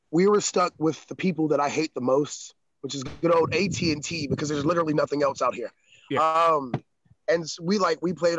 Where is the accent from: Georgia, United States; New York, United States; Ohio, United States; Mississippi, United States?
Georgia, United States; Atlanta; also born or lived in Chicago; now in Tennessee, United States; I'm from the South. I'm from Atlanta, Georgia